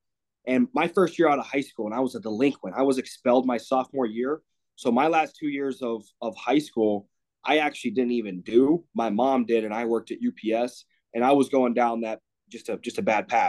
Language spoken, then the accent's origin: English; Greensburg, Pennsylvania, United States; now in near Chicago, United States; I grew up in Greensburg. It's like a small hick town, 45 minutes, an hour outside of Pittsburgh